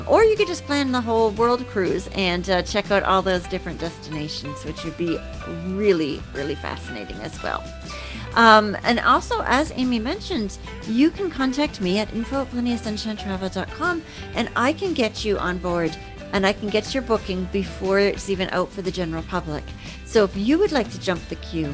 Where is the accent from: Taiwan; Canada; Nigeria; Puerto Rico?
Canada; we're from Canada